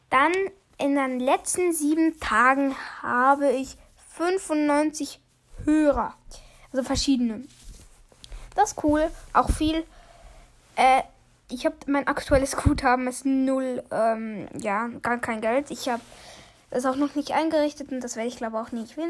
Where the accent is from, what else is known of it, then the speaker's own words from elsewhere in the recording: Switzerland; Ich bin auch Schweizer.